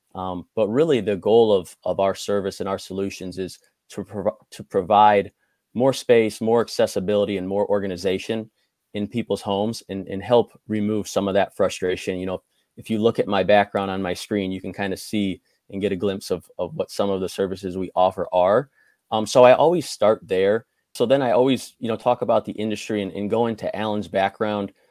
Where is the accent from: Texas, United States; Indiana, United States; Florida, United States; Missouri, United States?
Indiana, United States; Crown Point; I grew up in Crown Point, Indiana